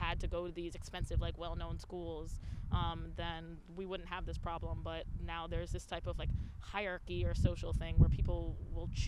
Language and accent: English; New York, United States; I'm from New York, so we have a lot of SUNY schools